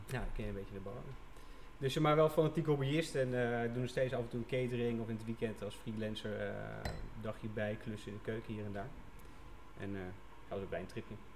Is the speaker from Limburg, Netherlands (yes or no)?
yes; Venlo, Limburg, Netherlands; opgegroeid in Venlo